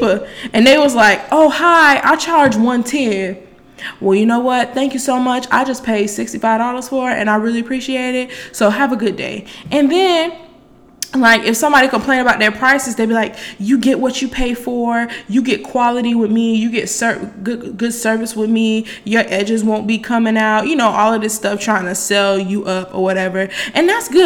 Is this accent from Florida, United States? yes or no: yes; Miami, Florida, United States; I'm from Miami, Florida